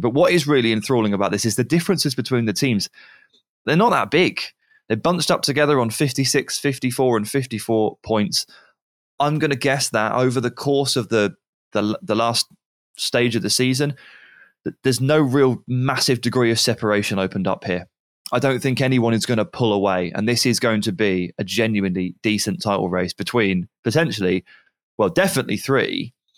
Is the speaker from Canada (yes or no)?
no; England, United Kingdom; I'm English